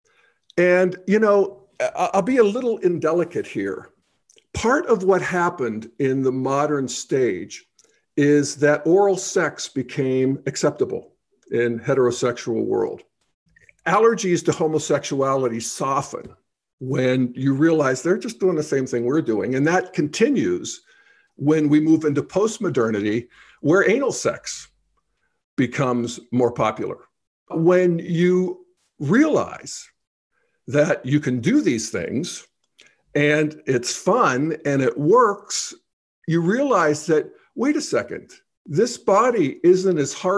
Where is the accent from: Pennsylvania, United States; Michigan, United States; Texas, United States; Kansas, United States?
Pennsylvania, United States; Steel Valley of Western; moved away as an adult; also born or lived in Boulder, Colorado; I moved away from my hometown in the Steel Valley of Western Pennsylvania